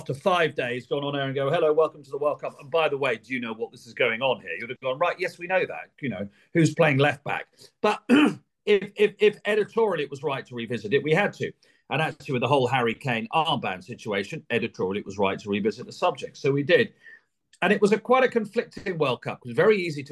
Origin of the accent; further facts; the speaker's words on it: Sussex, South East England, United Kingdom; I'm born and bred in Sussex